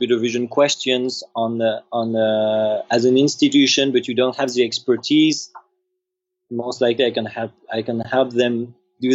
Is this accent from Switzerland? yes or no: no; France; accent: French; English is a second language; moved away; I'm French originally.